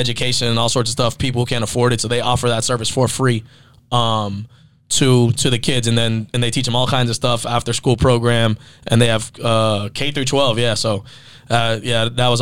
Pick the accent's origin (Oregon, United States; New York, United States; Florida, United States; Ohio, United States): Florida, United States; Miami; I grew up in Miami, a lot of Hispanic friends in the culture